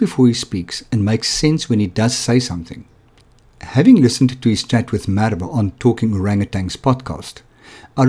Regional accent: Johannesburg, Gauteng, South Africa; I grew up in Johannesburg, but I grew up in an Afrikaans

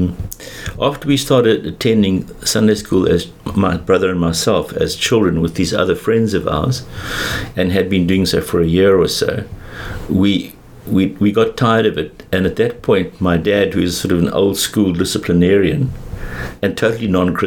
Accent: Johannesburg, Gauteng, South Africa; also born or lived in England; I grew up in Joburg

